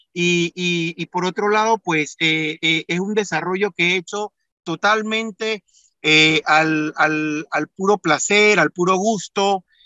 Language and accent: Spanish; Panama; mis padres nacieron en Panamá, mis hermanos, mis tíos, mis primas, mis primos todos nacimos en Panamá, ya somos segunda generación de panameños